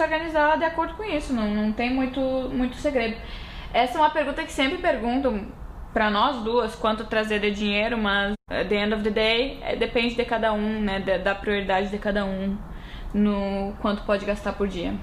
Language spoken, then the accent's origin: Portuguese; near Uruguaiana, western border of Rio Grande do Sul, Brazil; moved away as an adult; now in New York, United States; eu sou da fronteira, fronteira oeste, perto do, do Uruguaiana, minha cidade também tinha uns 70 mil habitantes